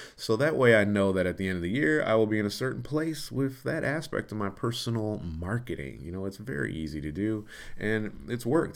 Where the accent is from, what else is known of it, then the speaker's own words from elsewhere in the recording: Detroit, Michigan, United States; also born or lived in Los Angeles; I'm from Detroit